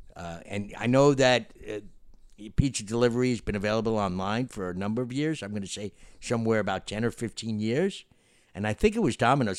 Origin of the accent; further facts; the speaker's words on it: Florida, United States; we're from Florida